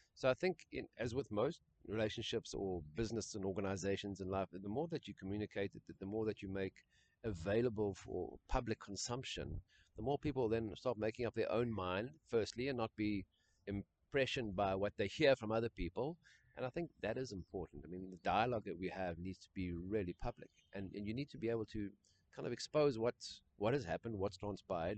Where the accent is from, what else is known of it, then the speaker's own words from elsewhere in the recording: South Africa; my white upbringing in South Africa